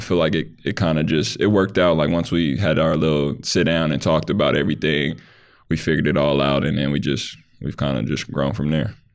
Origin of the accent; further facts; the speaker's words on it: Lancaster, California, United States; I grew up in, uh, Lancaster, California